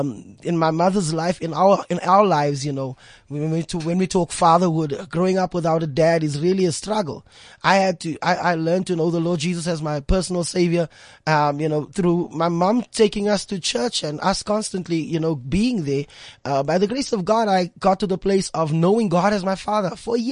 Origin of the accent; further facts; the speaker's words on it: Eldorado Park, Gauteng, South Africa; Okay, for me, I mean, Eldorado Park, you know, it's renowned for gangsterism, renowned for, you know, drug abuse and all of those kind of things happening there. It was a challenge, you know, being raised by a single parent.